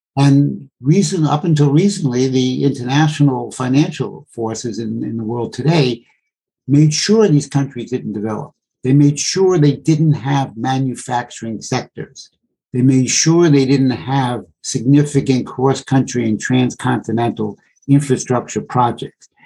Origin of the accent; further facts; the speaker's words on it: United States; my country, the United States